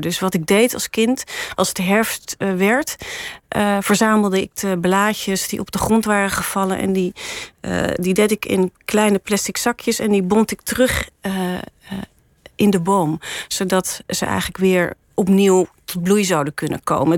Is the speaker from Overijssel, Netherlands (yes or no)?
no; Ermelo, Gelderland, Netherlands; now in Amsterdam, Netherlands; ik ben opgegroeid in Ermelo in de in, in een heel mooi vrijstaand huis